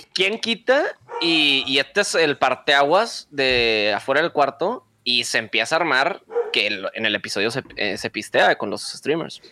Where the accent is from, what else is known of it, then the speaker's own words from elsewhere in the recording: Monterrey, Nuevo León, Mexico; Tengo 28 años. Eh, soy de Monterrey.